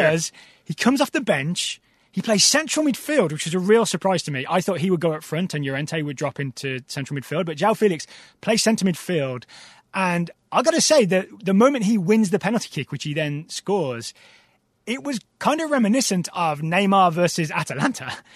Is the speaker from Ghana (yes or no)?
no; United States; us as American fans